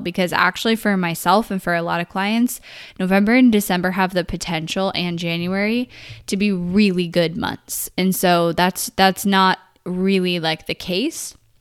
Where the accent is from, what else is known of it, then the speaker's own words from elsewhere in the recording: Northern California, United States; moved away as an adult; now in Texas, United States; I grew up in Northern California my whole life